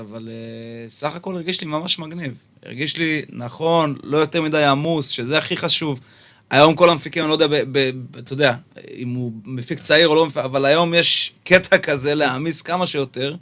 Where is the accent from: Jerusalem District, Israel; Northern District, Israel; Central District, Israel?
Jerusalem District, Israel; Jerusalem; now in Tel Aviv, Israel; במקור בירושלמי